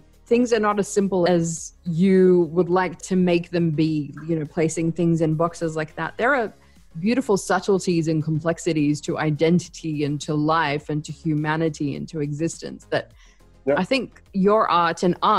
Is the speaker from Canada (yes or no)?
no; Australia; also born or lived in Basra, Iraq / Kuwait; I was born in Basra, in Iraq. That's where I'm originally from. But I never lived there. I lived in Kuwait until I was 7. And then I moved to Australia after that.